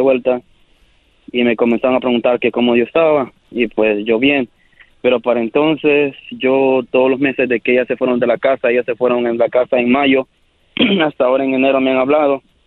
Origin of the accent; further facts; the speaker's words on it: El Salvador; yo soy del Salvador.